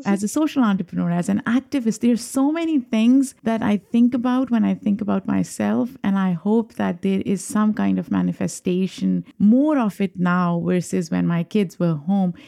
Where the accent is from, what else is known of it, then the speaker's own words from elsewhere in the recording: Pakistan; a young Muslim girl growing up in Pakistan